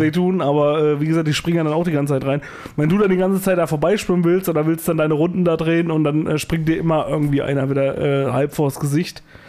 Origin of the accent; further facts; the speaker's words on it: Thuringia, Germany; Bei uns in Thüringen